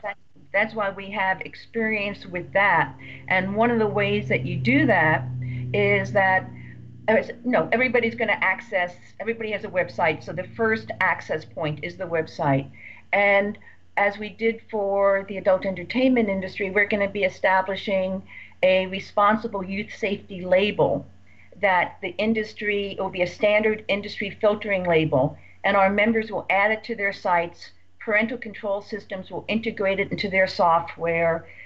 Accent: Redondo Beach, California, United States; my hometown of Redondo Beach

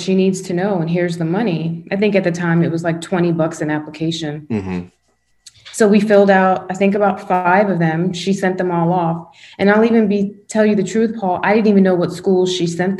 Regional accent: West Palm Beach, Florida, United States; also born or lived in Tallahassee; Where I grew up in West Palm

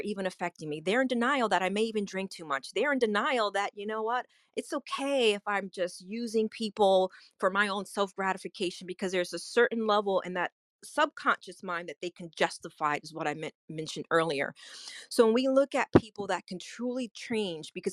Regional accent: New York, United States; now in Orlando, United States; I'm originally from New York, but I live in the Orlando, Florida area

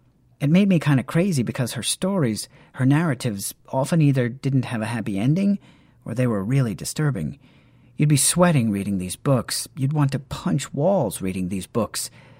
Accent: Nigeria; Being Nigerian, being Igbo in particular, that's a big deal. That's something my own people have struggled with.

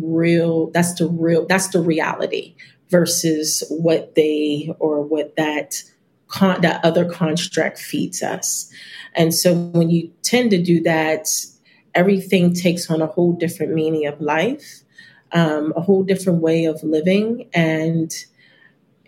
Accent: United States; I am American

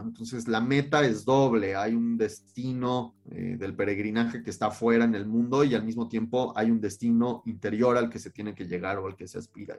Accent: Cuernavaca, Morelos, Mexico; also born or lived in Mexico City; yo nací en la Ciudad de México, pero crecí allá y pasé toda mi infancia de ese lado

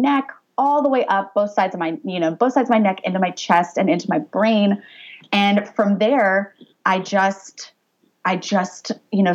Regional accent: Orange County, California, United States; also born or lived in Pennsylvania; I grew up in Orange County, got a softball scholarship to play at Penn State, so moved all the way across the country

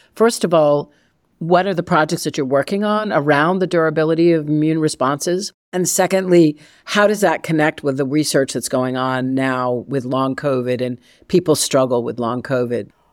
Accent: Massachusetts, United States; growing up in Massachusetts

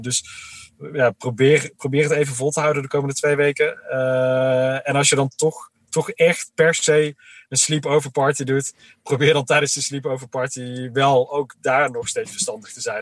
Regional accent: Uden, North Brabant, Netherlands; ik ben zelf opgegroeid in Uden in Brabant

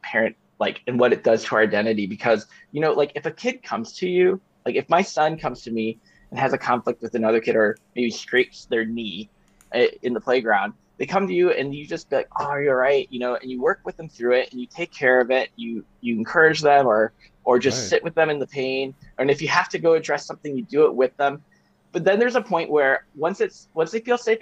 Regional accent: Chicago, Illinois, United States; I grew up in Chicago during the Jordan era

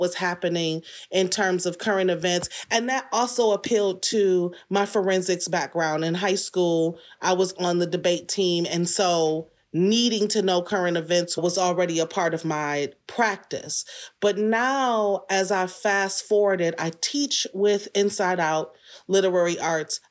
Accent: Detroit, Michigan, United States; I was born in Detroit. So, aside from a couple of stints away at college and moving away, couple of short tours, forty-five years I've been here.

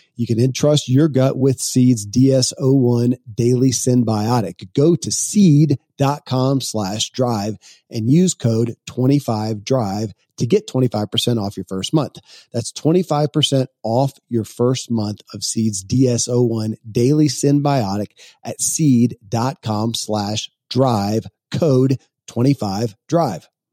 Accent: Kentucky, United States; born or raised there

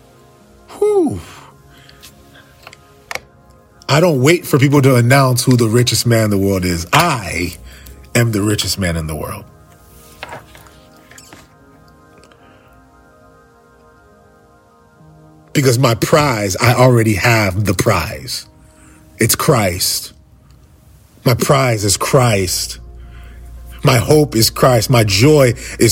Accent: Fort Lauderdale, Florida, United States; I'm from Fort Lauderdale

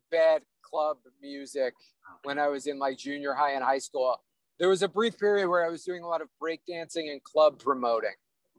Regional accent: New York City, New York, United States; I'm from Staten Island.

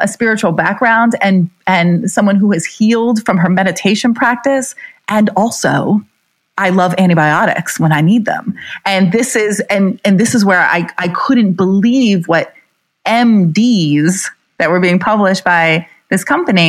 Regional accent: New Jersey, United States; I'm from New Jersey

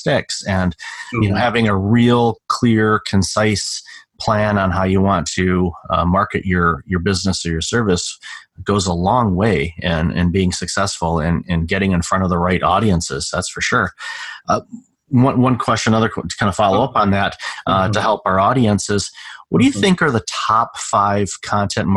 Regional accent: United States; now in Canada; I live in Canada and I was born in America

